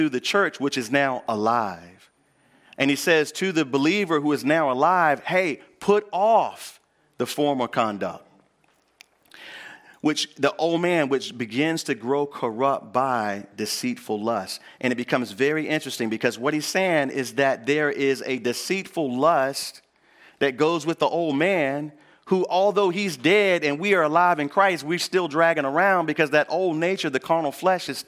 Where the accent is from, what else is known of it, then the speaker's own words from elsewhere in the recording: Northampton County, North Carolina, United States; I grew up here in North Carolina. And I grew up in Northampton County, where we mostly grow peanuts, cotton, and corn, and some soybean.